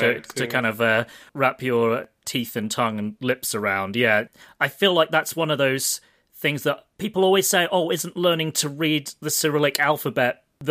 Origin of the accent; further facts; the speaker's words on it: Southern England, United Kingdom; accent: southern; also born or lived in Lancaster / Russia; I'm from Southern England